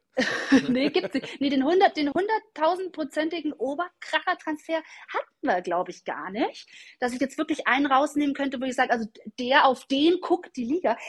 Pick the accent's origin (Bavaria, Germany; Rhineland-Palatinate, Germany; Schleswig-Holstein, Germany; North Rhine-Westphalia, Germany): Bavaria, Germany; Augsburg; ich komme ja aus Augsburg